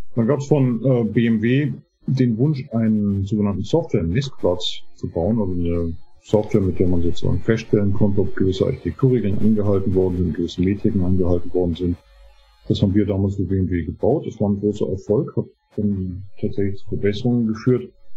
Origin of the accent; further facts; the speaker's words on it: Munich area, Bavaria, Germany; moved away as an adult; now in United States; ich komme ursprünglich aus der Münchner Gegend, bin 2018 in die Vereinigten Staaten gezogen